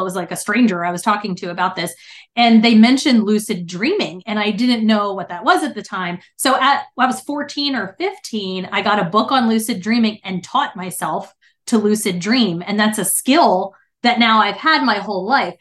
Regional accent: New Jersey, United States; now in Texas, United States; I'm originally from New Jersey

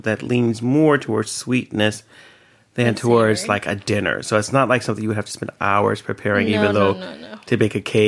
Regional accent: United States; moved away as an adult; now in Sweden; as an American, because when I first moved here

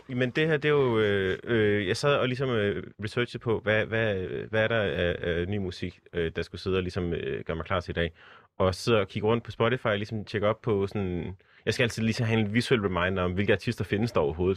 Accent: Southern Jutland, Southern Denmark, Denmark; jeg er fra Sønderjylland

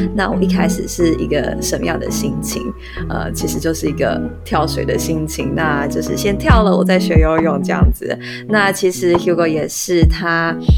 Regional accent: Taiwan; 我们是台湾人

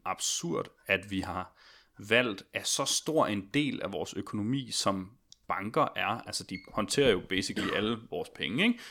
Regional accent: Odense, Southern Denmark, Denmark; now in Copenhagen, Denmark; jeg blev aktiv tidligt der som 14-årig i Odense, hvor jeg kommer fra

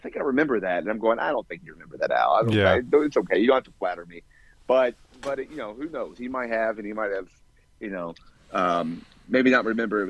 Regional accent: Louisville, Kentucky, United States; I grew up in Louisville

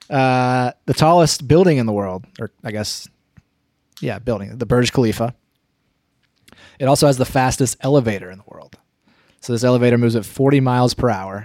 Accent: near Asheville, North Carolina, United States; between my hometown and Asheville, North Carolina

